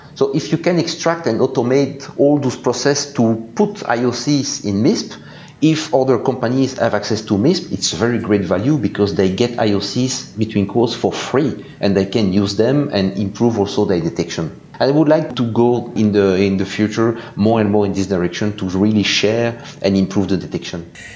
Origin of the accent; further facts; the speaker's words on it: Belgium; English is a second language; I'm from Belgium, so you can hear this with my very nice English accent